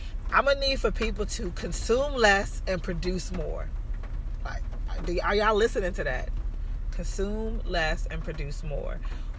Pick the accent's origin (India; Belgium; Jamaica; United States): Jamaica; I'm Jamaican, so I have something to recall and say. Right, I'm Jamaican. I can recall that, you know. I have a connection to something.